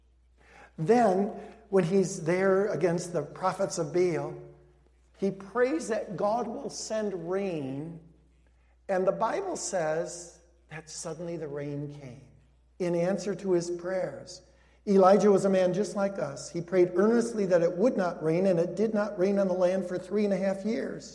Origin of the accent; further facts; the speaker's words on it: Cicero, Illinois, United States; also born or lived in Denver, Colorado; I grew up in Denver, Colorado before I grew up in Cicero later. I came to Cicero when I was 10 years old